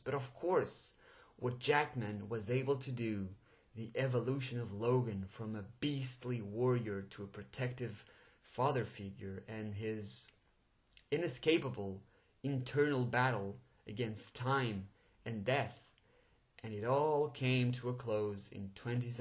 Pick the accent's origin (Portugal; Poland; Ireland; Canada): Portugal; English is a second language; I'm actually Portuguese, so English is a second language, and well, I'm pretty sure my accent just gave it away.